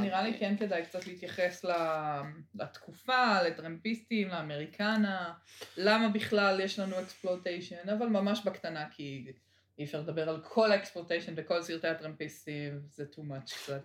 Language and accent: Hebrew; Israel; אני ממושב